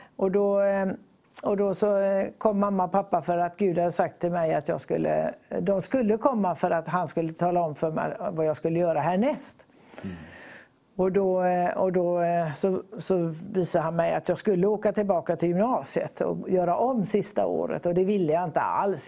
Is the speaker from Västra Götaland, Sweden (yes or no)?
yes; Gothenburg, Västra Götaland, Sweden; born or raised there; also born or lived in Borås / Tanzania